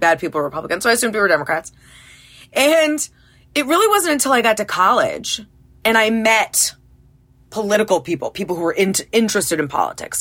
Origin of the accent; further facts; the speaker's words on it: Massachusetts, United States; also born or lived in Carlsbad, California; now in Connecticut, United States; I grew up in Massachusetts